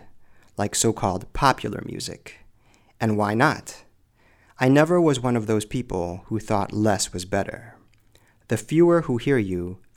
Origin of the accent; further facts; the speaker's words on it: Springfield, Illinois, United States; moved away as an adult; also born or lived in Chicago, Illinois / Japan; here in my hometown of Springfield, Illinois